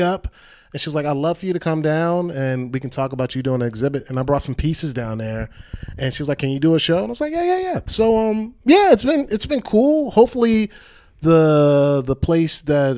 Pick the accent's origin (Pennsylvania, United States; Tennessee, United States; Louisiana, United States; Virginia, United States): Virginia, United States; Hampton; born or raised there; moved away as an adult; now in Los Angeles, United States